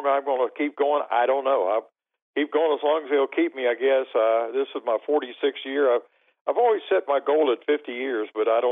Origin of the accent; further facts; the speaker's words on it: Milton, West Virginia, United States; moved away as an adult; now in Louisiana, United States; I grew up in the Milton area